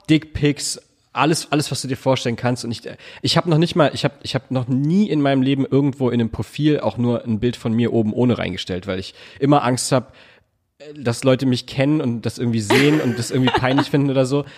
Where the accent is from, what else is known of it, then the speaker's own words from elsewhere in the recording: Berlin, Germany; also born or lived in Hamburg; ich bin in Charlottenburg geboren. Ich habe in Wilmersdorf lange gewohnt